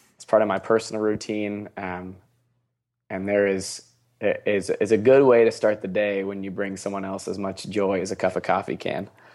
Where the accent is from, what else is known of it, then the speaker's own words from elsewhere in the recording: Seattle, Washington, United States; I'm from Seattle.